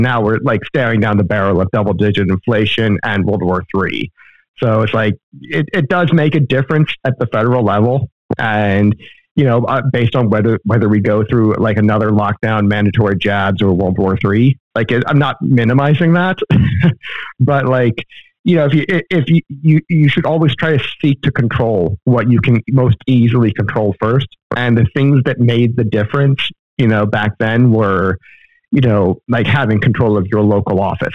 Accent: Florida, United States; now in Texas, United States; I was born and raised in Florida

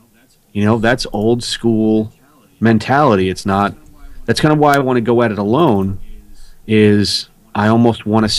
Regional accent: Ireland; I'm Irish and I'm a stubborn bastard.

